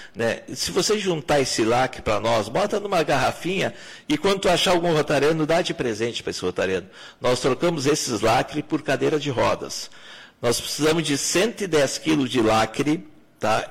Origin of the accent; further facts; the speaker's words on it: Pelotas, Rio Grande do Sul, Brazil; moved away as an adult; also born or lived in São Lourenço do Sul / Bagé; depois voltei para Pelotas, que é minha terra natal